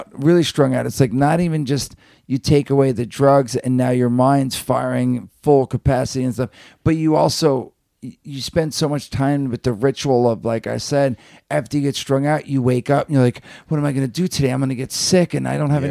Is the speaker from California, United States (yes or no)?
no; New Jersey, United States; growing up in Jersey